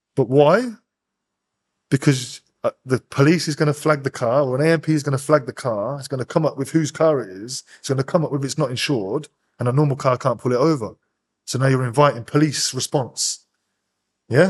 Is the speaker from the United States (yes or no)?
no; Northampton, East Midlands, United Kingdom; I'm from Northampton, but all my people were from Wellingborough